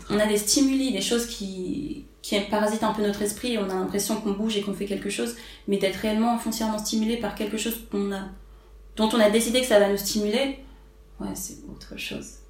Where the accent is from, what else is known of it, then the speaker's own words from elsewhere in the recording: Paris, Île-de-France, France; je suis née à Paris, j'ai grandi à Paris, je suis française